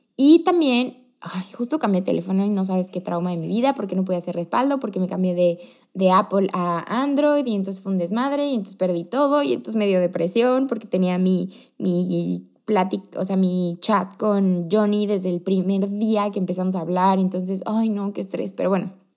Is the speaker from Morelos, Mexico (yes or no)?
yes; Cuernavaca, Morelos, Mexico; moved away as an adult; now in Querétaro, Mexico; Mis últimos dos meses en Cuernavaca, como que yo quería exprimirle todo el jugo a mi, a mi pueblito